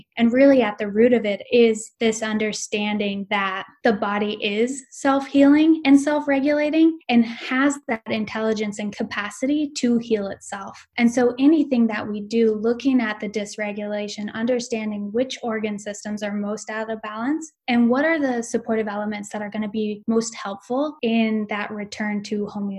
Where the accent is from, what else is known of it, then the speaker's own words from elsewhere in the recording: Boise, Idaho, United States; So I am originally from Boise, Idaho, and I moved around a lot growing up.